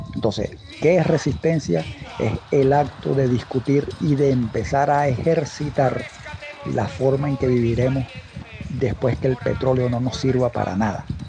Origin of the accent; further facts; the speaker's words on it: Venezuela; en Venezuela adoramos